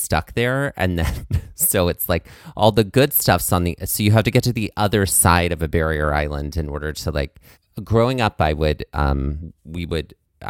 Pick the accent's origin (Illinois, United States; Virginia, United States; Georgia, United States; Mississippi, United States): Mississippi, United States; Biloxi; now in New Jersey, United States; growing up in Biloxi, which is where I grew up, Gulfport, Biloxi